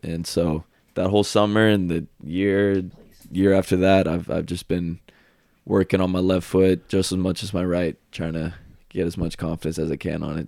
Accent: Marietta, Georgia, United States; moved away as an adult; now in Chattanooga, United States; I am from Marietta, Georgia. It's about, I would say fifteen minutes outside city of Atlanta. Been there pretty much my whole life. Went to high school there

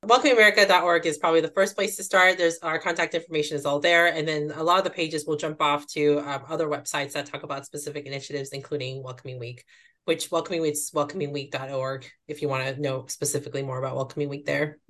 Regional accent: Duluth, Georgia, United States; I grew up in the Atlanta area, about half an hour outside the city, um, in a not so small town now, but it was at one point called Duluth

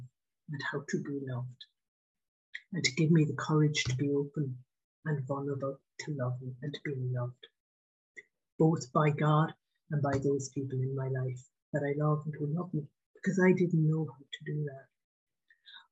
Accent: Ireland; I grew up in Ireland.

